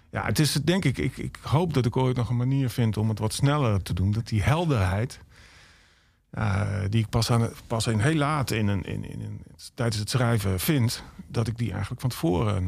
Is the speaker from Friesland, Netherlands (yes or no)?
no; Emmen, Drenthe, Netherlands; ik kom uit Emmen dan, maar mijn familie komt, mijn ouders komen uit Erika